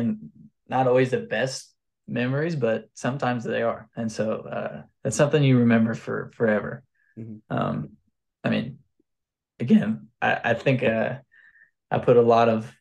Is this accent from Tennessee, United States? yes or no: no; Missouri, United States; I'm from Missouri